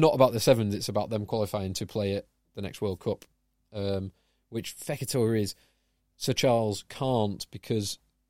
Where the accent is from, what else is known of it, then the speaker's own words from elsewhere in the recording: England, United Kingdom; as an Englishman